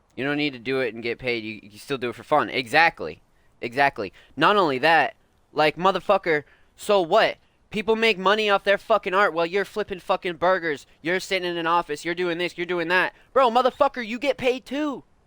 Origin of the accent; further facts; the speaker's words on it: East Coast, United States; I'm also from the East Coast